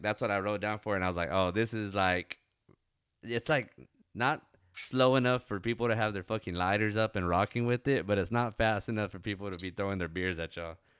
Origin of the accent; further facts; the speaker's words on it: Ozona, Texas, United States; there's a old like river that we go to in my hometown called Pandale.